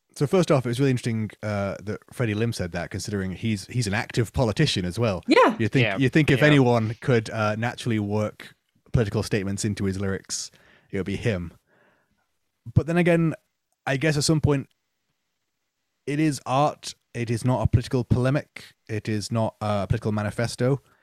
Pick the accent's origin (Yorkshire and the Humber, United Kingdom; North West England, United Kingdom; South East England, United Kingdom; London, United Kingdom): North West England, United Kingdom; Manchester; now in Nottingham, United Kingdom; growing up in Manchester, I saw a lot of bands who were more than happy to be local heroes